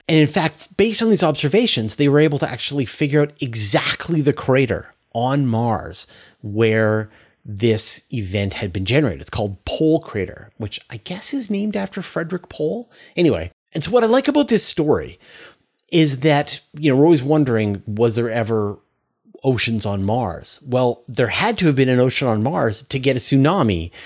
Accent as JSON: {"language": "English", "country": "Canada", "also_born_or_lived": "Vancouver Island", "said": "as a Canadian"}